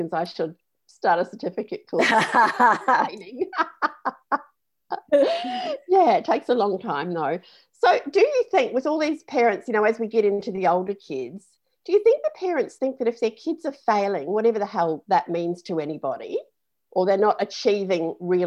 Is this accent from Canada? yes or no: no; New Zealand; I grew up in New Zealand, and my dad was a truck driver